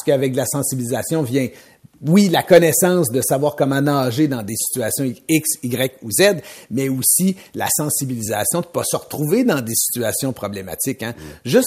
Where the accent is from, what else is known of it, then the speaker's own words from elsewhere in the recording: Mauricie, Quebec, Canada; de la Mauricie où j'ai grandi